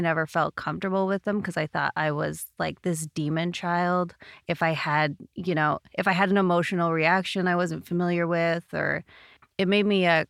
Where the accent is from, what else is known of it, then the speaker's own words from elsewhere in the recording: Canada; now in United States; Sorry, we're in America. Eighth grade. I'm Canadian.